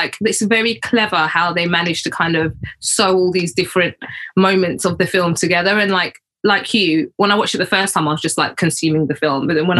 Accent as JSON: {"language": "English", "country": "United Kingdom", "accent": "East London / Essex", "said": "fucking hell, you sound so like East London or like so Essex."}